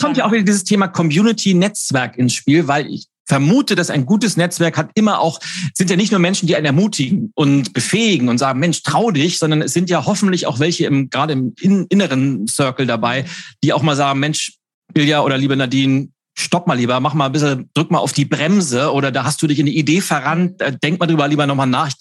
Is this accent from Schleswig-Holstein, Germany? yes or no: yes; Lübeck, Schleswig-Holstein, Germany; Ich war 13 Jahre alt, habe in Lübeck den Wochenspiegel ausgetragen